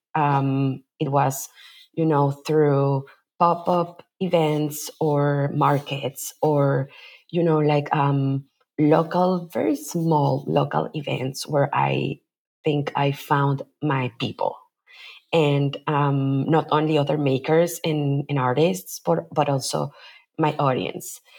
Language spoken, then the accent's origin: English; Mexico City, Mexico; moved away as an adult; also born or lived in Bay Area, California; now in Oakland, United States; I am originally from Mexico City, where I was born and raised. And I moved to the Bay Area